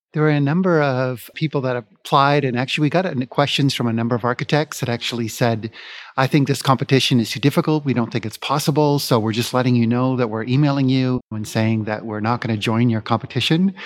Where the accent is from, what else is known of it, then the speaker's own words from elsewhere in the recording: Vancouver, British Columbia, Canada; moved away as an adult; now in Phoenix, United States; I've been born and raised in Vancouver